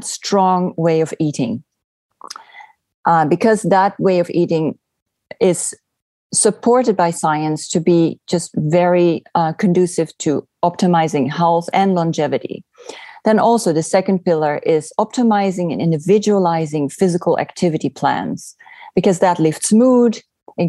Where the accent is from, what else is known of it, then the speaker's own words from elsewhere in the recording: Netherlands; moved away as an adult; also born or lived in California; now in Oregon, United States; I'm originally from the Netherlands